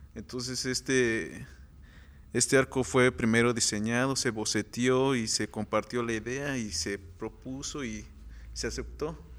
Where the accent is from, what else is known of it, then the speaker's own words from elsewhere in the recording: Amayuca, Morelos, Mexico; Soy originario de Amayuca, pertenezco al municipio de aquí de Janteterco